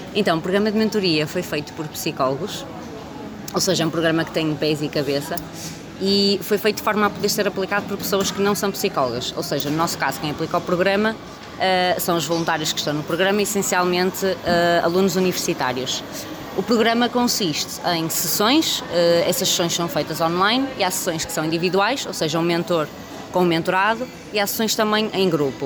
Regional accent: Porto, Norte, Portugal; Eu sou do Porto

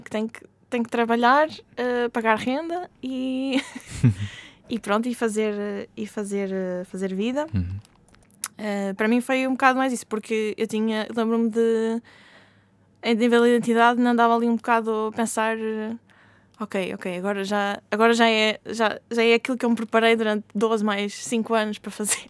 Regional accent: Portugal; first language Portuguese; moved away as an adult; voltar a Portugal, uhum. um, estar perto da família, falar a minha língua nativa

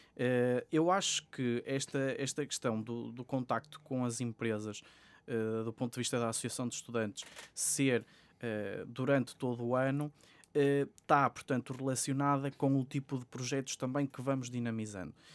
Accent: Sabrosa, Norte, Portugal; moved away as an adult; now in Porto, Portugal; eu estive a frequentar eh, o ensino secundário numa escola em, Trás-os-Montes, que é, que é de onde eu sou natural, de, em Sabrosa, Vila Real

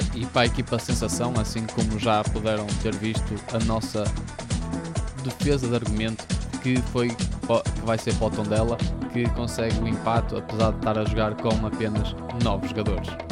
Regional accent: Braga, Norte, Portugal; eu sou de Braga

